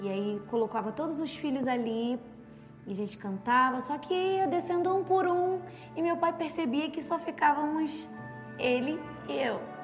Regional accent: Rio de Janeiro, Brazil; moraram no Morro do Alemão e eu nasci em Bom Sucesso, mas já fui morar no Recreio

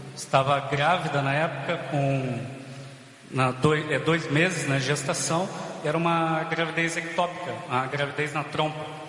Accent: Curitiba, Paraná, Brazil; moved away as an adult; also born or lived in Caxias do Sul; Somos aqui de Curitiba mesmo, né? Mas eu sou militar, ficamos nove anos fora de Curitiba

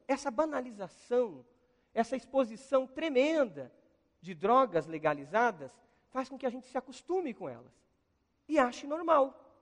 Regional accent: Brazil; como brasileiro

